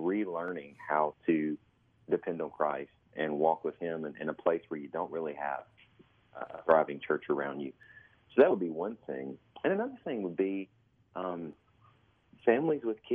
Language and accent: English; Mississippi, United States; moved away as an adult; also born or lived in Ecuador; I was born and raised in Mississippi